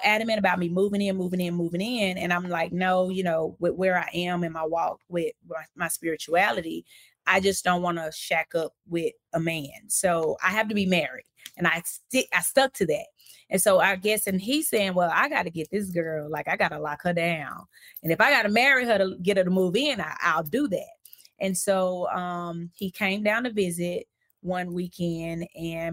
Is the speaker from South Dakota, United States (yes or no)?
no; Hope, Arkansas, United States; also born or lived in Texarkana, Texas; now in Florida, United States; So I am a native of Arkansas. I'm from Hope, Arkansas.